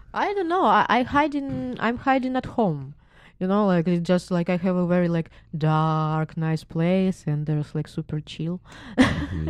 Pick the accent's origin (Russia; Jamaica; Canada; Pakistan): Russia; Moscow; English is a second language; now in California, United States; I'm from Moscow